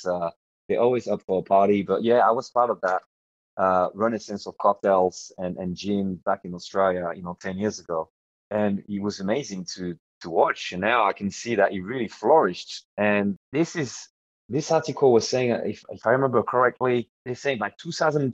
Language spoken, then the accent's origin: English; France; moved away; I grew up in France